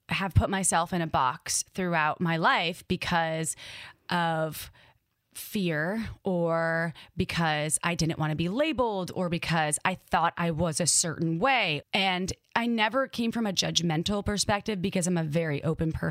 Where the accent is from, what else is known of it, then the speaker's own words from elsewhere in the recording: Midwest, United States; accent: Midwest; Like in my brain, my Midwest accent came out and I was like, holy shit, this is fucking cool.